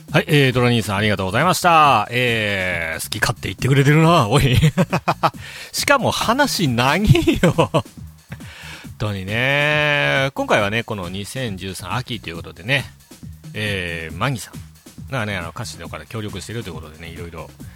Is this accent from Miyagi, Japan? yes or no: yes; Ishinomaki, Miyagi, Japan; 僕もあの、地元が石巻